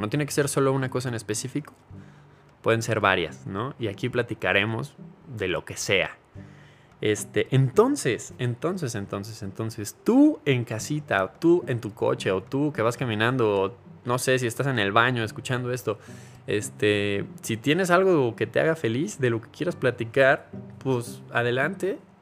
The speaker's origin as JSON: {"language": "Spanish", "country": "Mexico", "said": "soy mexicano"}